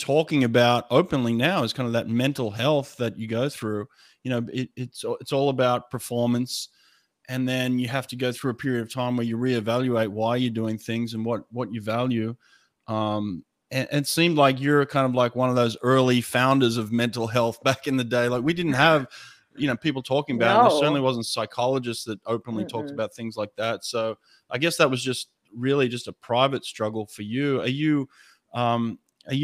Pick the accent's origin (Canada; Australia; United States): Australia; growing up in Australia